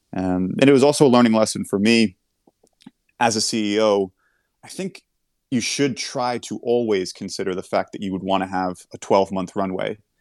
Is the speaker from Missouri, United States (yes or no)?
no; New York, United States; growing up in New York